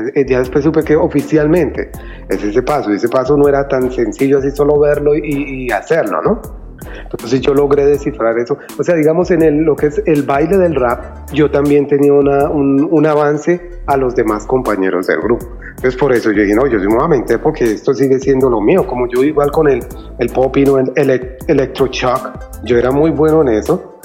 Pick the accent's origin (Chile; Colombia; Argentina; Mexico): Colombia; moved away as an adult; also born or lived in New York, United States; now in United States; nosotros como colombianos